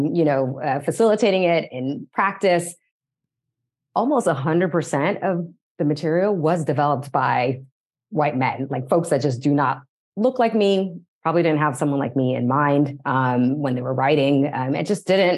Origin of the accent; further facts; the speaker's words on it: San Diego County, Southern California, United States; now in Los Angeles, United States; I am originally from Southern California, born and raised in San Diego County.